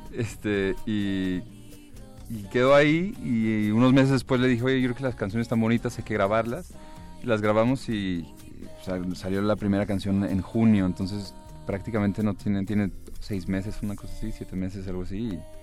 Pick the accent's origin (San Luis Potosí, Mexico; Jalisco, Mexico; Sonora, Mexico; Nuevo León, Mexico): Jalisco, Mexico; Guadalajara; Somos vecinos de Guadalajara, ambos somos de allá